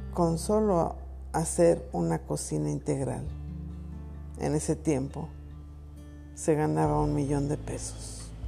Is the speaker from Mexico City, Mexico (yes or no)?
yes; Mexico City, Mexico; Nosotros somos del Distrito Federal